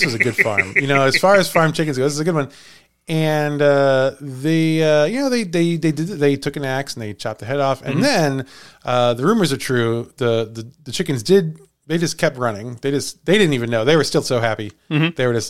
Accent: Villa Ridge, Missouri, United States; I grew up in Villa Ridge, Missouri.

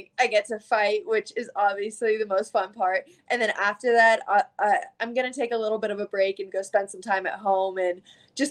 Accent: Florida, United States; also born or lived in Canada; me obviously being raised in Florida, me calling this my home state

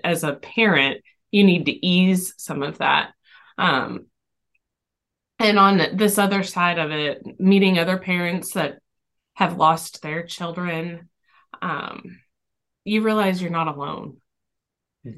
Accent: Texas, United States; now in Tennessee, United States; we're from Texas originally. We're now in Tennessee.

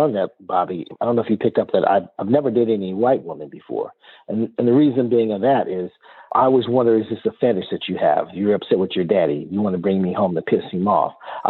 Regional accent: Compton, California, United States; Hey, I'm from Compton. You realize this is not a tan, you know?

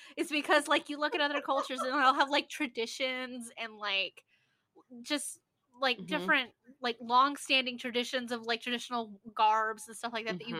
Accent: United States; we're all three of us are American in the culture, because that's what we were born into, but none of us are American in heritage

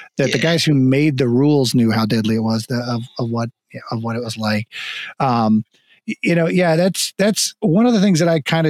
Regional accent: Florida, United States; moved away; also born or lived in Texas; we moved to Texas in 89 I grew up in Florida

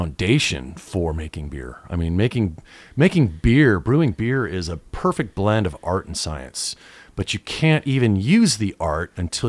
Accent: Chula Vista, California, United States; And I grew up in Chula Vista.

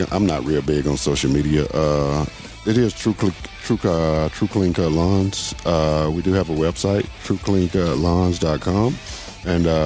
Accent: Mississippi, United States; you know, I'm originally from Mississippi.

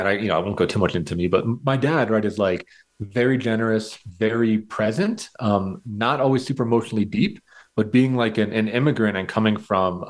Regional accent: United States; as a white, straight white man growing up in America

